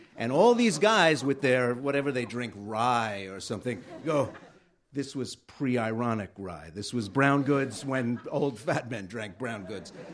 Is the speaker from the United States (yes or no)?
yes; New York City, New York, United States; moved away; I grew up in Bensonhurst